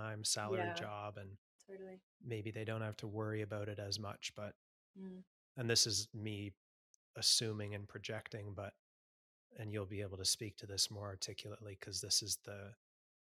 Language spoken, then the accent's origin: English; Canada; also born or lived in Sydney; now in Melbourne, Australia; a Canadian living in Australia